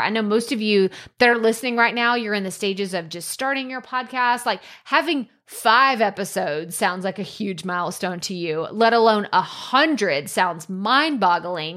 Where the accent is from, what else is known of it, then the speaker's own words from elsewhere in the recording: United States; as an American